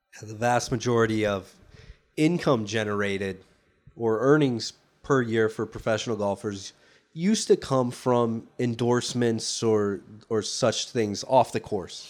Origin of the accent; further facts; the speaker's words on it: United States; as an American